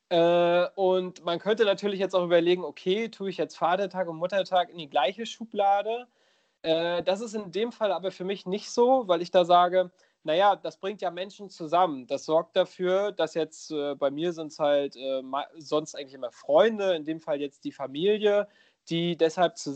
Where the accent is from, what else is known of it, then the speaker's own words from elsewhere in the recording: Schwerin, Mecklenburg-Vorpommern, Germany; ich will jetzt gar nicht auf meine Heimat rumhacken, aber gerade so, äh, so in Schwerin und Umgebung